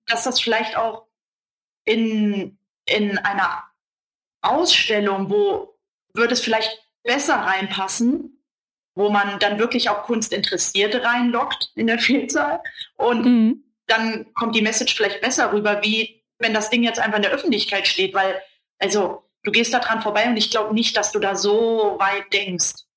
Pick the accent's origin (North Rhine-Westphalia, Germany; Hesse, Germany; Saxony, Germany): Hesse, Germany; Kassel; weil ich komme ja aus Kassel